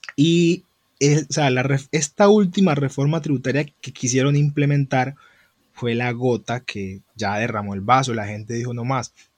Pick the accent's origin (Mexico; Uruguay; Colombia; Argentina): Colombia